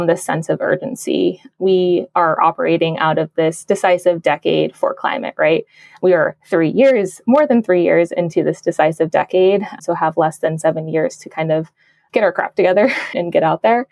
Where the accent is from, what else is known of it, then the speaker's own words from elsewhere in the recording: Arizona and the Navajo Nation, United States; moved away; I'm originally from Arizona and the Navajo Nation